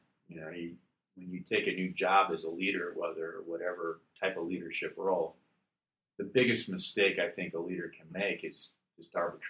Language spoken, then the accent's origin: English; Illinois, United States; I'm from Illinois with 6,200.